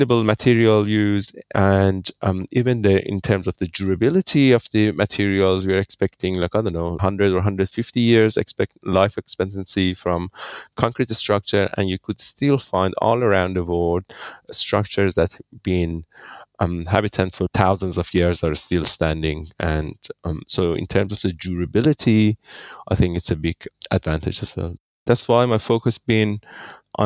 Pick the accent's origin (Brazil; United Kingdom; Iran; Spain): Iran; moved away as an adult; now in Australia; I'm originally from Iran, living in Australia for 20 years. I studied my electrical engineering in Iran and then came here to Australia